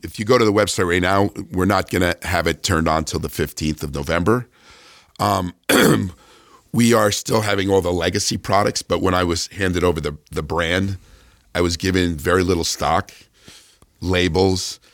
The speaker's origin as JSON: {"language": "English", "region": "New Jersey", "country": "United States", "also_born_or_lived": "California", "moved": "yes", "said": "I was this guy from New Jersey, you know, unknown guy from New Jersey to move to California."}